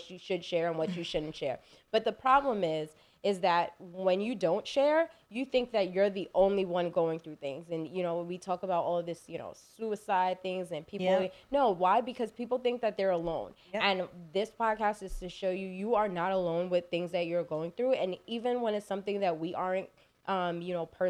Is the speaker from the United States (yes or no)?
no; Belize; I'm from Belize. My family's from Belize.